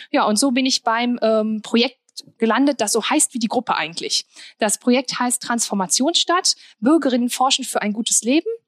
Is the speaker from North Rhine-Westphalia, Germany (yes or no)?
yes; Sprockhövel, North Rhine-Westphalia, Germany; also born or lived in Wuppertal; ich bin äh, ja eigentlich aus Sprockhövel, aber es ist ja fast bergisch.